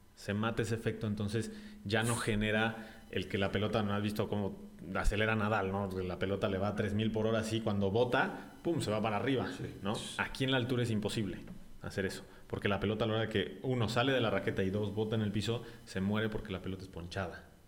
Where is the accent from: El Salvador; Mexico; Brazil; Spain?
Mexico; Santiago de Querétaro, Querétaro; also born or lived in Mexico City; yo nací en el DF, eh, pero a los ocho meses prácticamente se vinieron mis papás